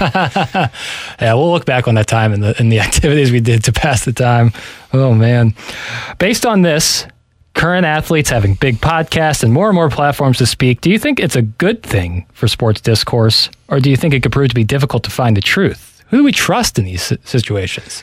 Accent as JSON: {"language": "English", "town": "St. Louis", "region": "Missouri", "country": "United States", "said": "I'm from St. Louis, Missouri."}